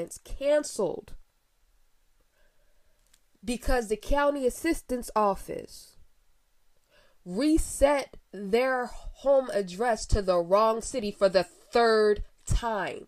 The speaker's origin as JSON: {"language": "English", "town": "Philadelphia", "region": "Pennsylvania", "country": "United States", "said": "As a Philadelphian"}